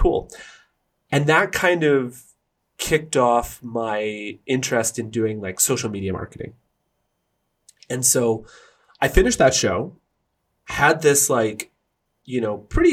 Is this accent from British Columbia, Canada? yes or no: yes; Burnaby, British Columbia, Canada; the street that I grew up in Burnaby